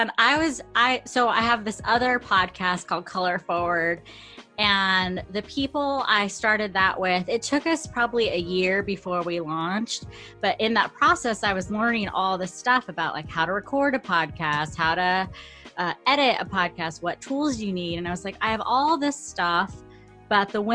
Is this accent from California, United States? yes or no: yes; Fresno, California, United States; moved away as an adult; now in San Pedro, United States; when I moved to San Pedro, we're both from Fresno